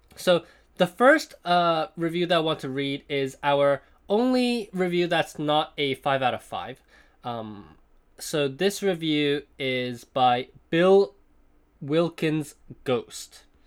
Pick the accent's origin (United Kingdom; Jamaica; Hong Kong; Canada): Hong Kong; moved away; also born or lived in Princeton; in Hong Kong, uh, when I was growing up